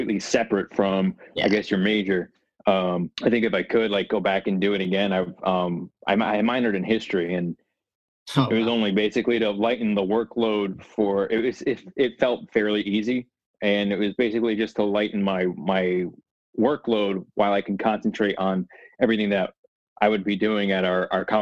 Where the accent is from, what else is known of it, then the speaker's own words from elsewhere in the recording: New Jersey, United States; I live in New Jersey. I grew up in New Jersey